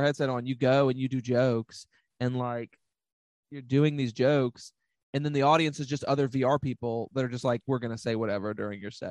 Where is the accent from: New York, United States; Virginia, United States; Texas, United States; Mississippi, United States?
Virginia, United States; Cartersville; also born or lived in Farmville, Virginia / Richmond, Virginia; I'm from Cartersville, Virginia, which is like 50 minutes outside of Farmville, which is where I went to high school and stuff.